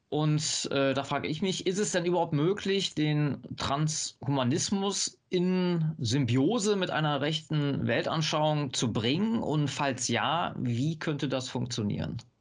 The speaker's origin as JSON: {"language": "German", "region": "North Rhine-Westphalia", "country": "Germany", "said": "ich komme hier aus Nordrhein-Westfalen"}